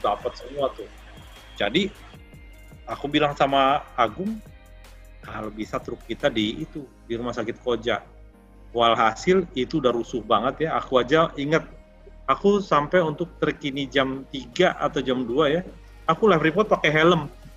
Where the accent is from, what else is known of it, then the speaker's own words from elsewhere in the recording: Jakarta, Indonesia; aku ini lahir di Tanjung Priuk